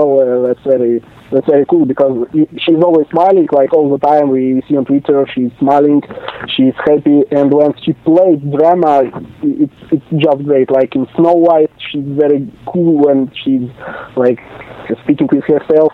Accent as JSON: {"language": "English", "region": "Moscow", "country": "Russia", "said": "I'm from other side of the planet, from Moscow, Russia"}